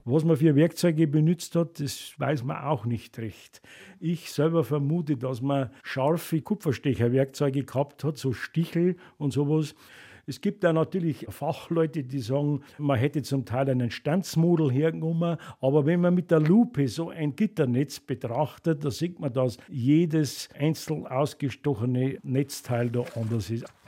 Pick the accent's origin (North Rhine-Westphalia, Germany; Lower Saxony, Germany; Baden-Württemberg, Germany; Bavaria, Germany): Bavaria, Germany; bei uns in Bayern